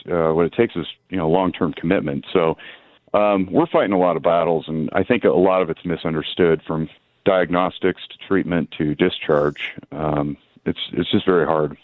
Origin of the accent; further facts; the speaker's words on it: Reno, Nevada, United States; born and raised in Nevada. I'm fifth generation Reno